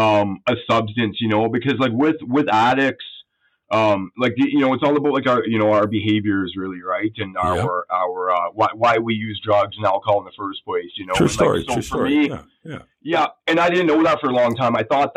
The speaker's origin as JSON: {"language": "English", "town": "Calgary", "region": "Alberta", "country": "Canada", "tie": "born there", "also_born_or_lived": "Sherwood Park, Canada", "said": "a good home. And like, which I did, you know, I came from a middle class working home. You know, I was born in Alberta."}